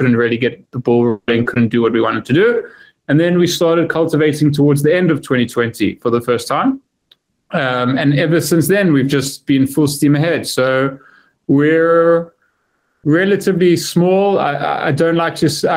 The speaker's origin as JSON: {"language": "English", "town": "Johannesburg", "region": "Gauteng", "country": "South Africa", "tie": "born or raised there", "moved": "as an adult", "lives_now": "United Kingdom", "said": "I'm originally from Johannesburg, born and bred, but I haven't lived there for a while now"}